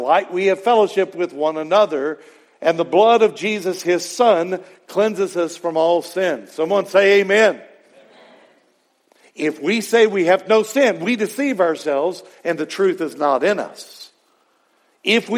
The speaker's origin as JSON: {"language": "English", "region": "Texas", "country": "United States", "tie": "born or raised there", "said": "growing up in Texas working, hauling hay one time, and it was the summer of 1980"}